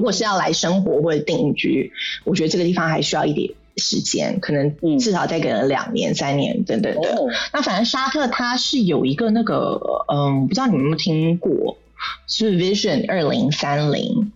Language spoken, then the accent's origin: Chinese; Taipei, Taiwan; moved away as an adult; also born or lived in Shanghai, China; now in Saudi Arabia; 我离开我出生的地方，台北